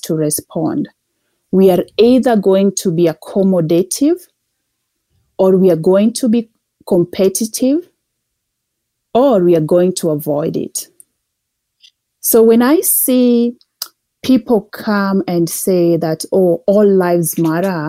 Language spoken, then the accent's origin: English; Kenya; moved away as an adult; now in Calgary, Canada; I'm originally from Kenya. I moved to Calgary in 2012.